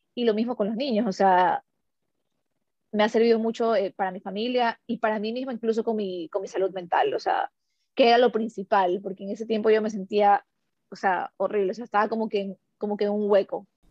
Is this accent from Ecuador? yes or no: yes; Ecuador; first language Spanish; moved away as an adult; somos ecuatorianos